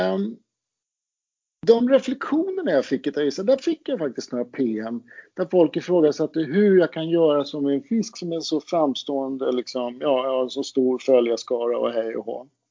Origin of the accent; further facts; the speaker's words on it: Roslagen, Stockholm County, Sweden; jag kommer ju från Roslagen